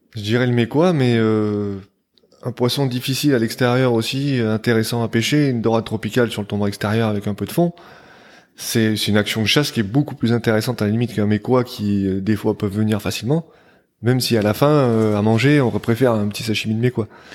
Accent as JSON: {"language": "French", "region": "Provence-Alpes-Côte d'Azur", "country": "France", "tie": "born or raised there", "moved": "yes", "lives_now": "New Caledonia", "said": "j'ai grandi sur la côte d'Azur, sur la côte sud de la France"}